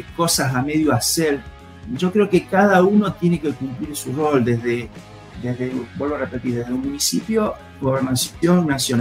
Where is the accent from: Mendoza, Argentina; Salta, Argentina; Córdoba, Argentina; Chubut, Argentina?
Córdoba, Argentina; a small town in; mi pueblo, primero nosotros vivíamos en el campo y del campo nos trasladamos al pueblo, ahí nomás cerquita, como tantos pueblos cordobeses